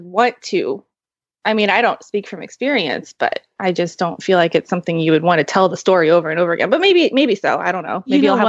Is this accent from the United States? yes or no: yes; Kansas City, Missouri, United States; now in California, United States; right. now I'm in Kansas City, which is where I'm from. Well, I'm from Missouri.